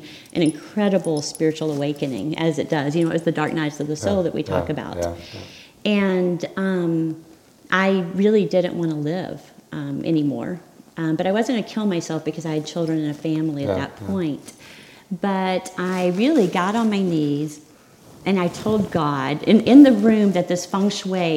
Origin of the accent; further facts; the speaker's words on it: Arkansas, United States; I grew up in Arkansas